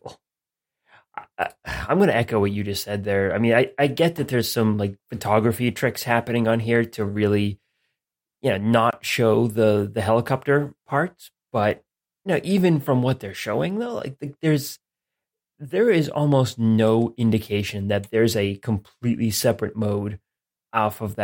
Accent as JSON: {"language": "English", "country": "United States", "said": "as an American"}